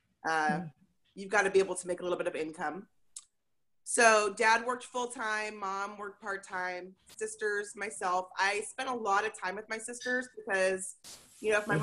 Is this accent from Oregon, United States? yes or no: yes; Portland, Oregon, United States; I grew up in Portland, so that's fun. Grew up in Portland and went to Reynolds High School